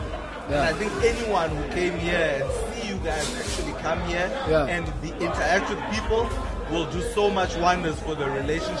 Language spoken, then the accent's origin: English; London, United Kingdom; My hometown is London.